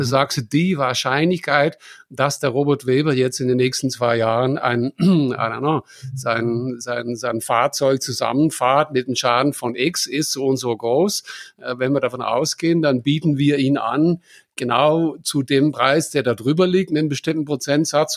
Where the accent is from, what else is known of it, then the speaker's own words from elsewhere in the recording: Germany; bei uns in Deutschland